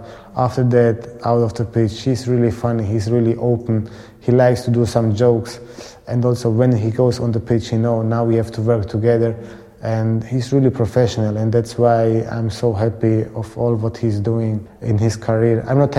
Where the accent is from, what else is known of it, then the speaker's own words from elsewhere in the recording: Croatia; look, here, we are from Croatia. We will show to the world that we want to do it in the best way.